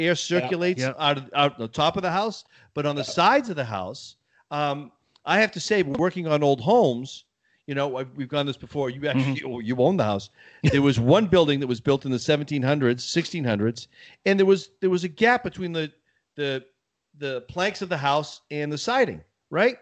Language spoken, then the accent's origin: English; Massachusetts, United States; when I was growing up in Massachusetts, we had a Victorian home